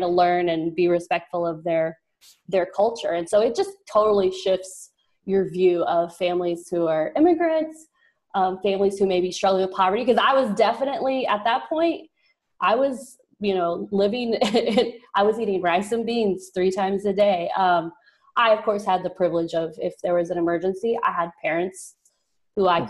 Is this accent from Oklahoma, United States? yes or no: yes; rural southeast Oklahoma, United States; also born or lived in Texas; I am Texas by birthplace, but I was raised in Oklahoma